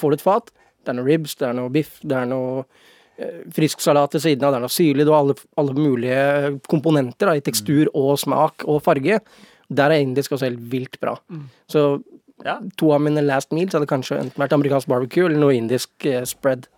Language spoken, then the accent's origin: Norwegian; Oslo, Norway; ikke alle gutta som er fra Oslo. Jeg er kanskje en av de få